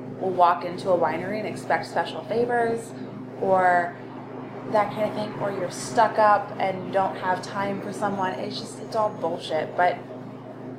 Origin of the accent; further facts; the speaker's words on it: Philadelphia, Pennsylvania, United States; I come from a very large Philadelphia family